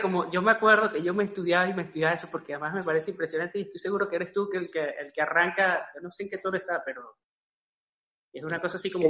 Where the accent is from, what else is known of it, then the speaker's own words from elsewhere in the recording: Andes, Venezuela; soy de los Andes